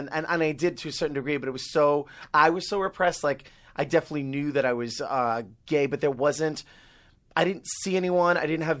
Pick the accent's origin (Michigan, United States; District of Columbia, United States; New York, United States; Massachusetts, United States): New York, United States; accent: Long Island; now in Los Angeles, United States; So, I grew up on Long Island. I was in a very strict, conservative Puerto Rican Italian household. I used to talk like this. I used to have a thick Long Island accent.